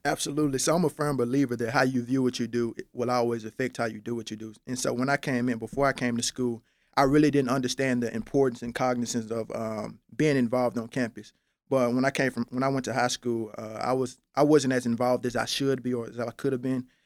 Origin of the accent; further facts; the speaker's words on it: Memphis, Tennessee, United States; born and raised in Memphis, Tennessee